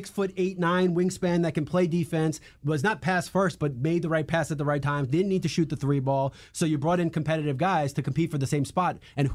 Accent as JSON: {"language": "English", "town": "New York City", "region": "New York", "country": "United States", "tie": "born or raised there", "also_born_or_lived": "Washington, D.C.", "moved": "yes", "said": "when I was growing up in New York and then D.C."}